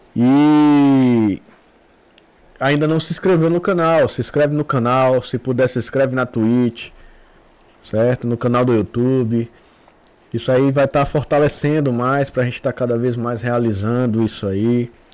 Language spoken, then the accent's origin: Portuguese; Brazil; A gente cresceu lá na rua, lá no Pontal.